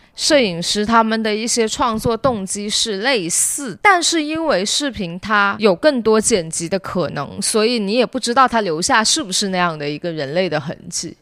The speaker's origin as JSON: {"language": "Chinese", "town": "Shenzhen", "region": "Guangdong", "country": "China", "tie": "born or raised there", "also_born_or_lived": "United Kingdom", "said": "作为一个深圳长大的人"}